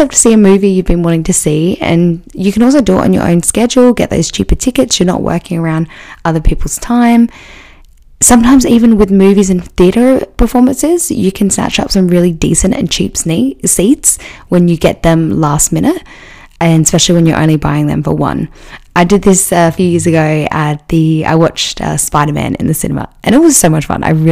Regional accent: Adelaide, South Australia, Australia; my hometown in Adelaide

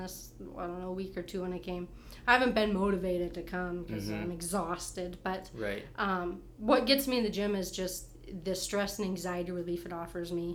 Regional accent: Great Falls, Montana, United States; I was born in Great Falls. Been here ever since.

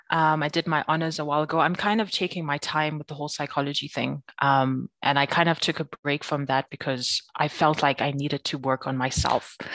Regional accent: Free State, South Africa; now in Johannesburg, South Africa; People like when they hear that I grew up in the Free State, they're like, I don't understand. You don't seem like somebody that grew up in the Free State.

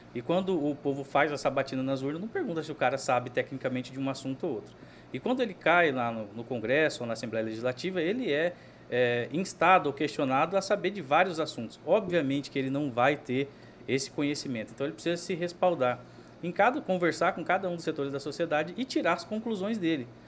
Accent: Cuiabá, Mato Grosso, Brazil; eu sou cuiabano

